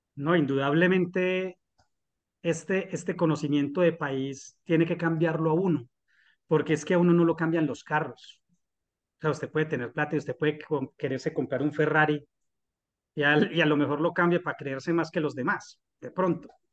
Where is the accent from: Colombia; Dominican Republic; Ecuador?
Colombia; nos merecemos como colombianos